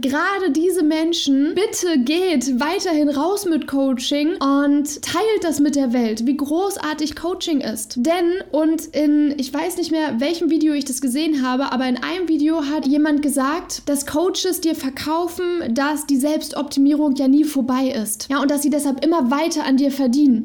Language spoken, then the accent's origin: German; Germany; Ich bin in Deutschland geboren, ich bin super privilegiert aufgewachsen